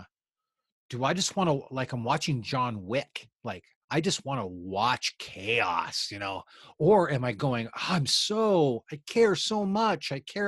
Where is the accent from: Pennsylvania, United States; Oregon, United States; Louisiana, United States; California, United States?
Oregon, United States; Eugene; I was raised in Eugene, Oregon.